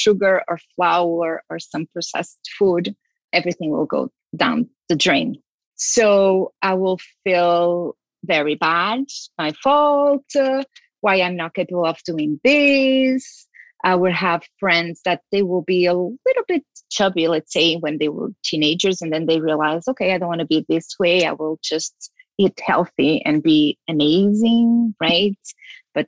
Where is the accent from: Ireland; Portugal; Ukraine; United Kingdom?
Portugal; I was born in Portugal.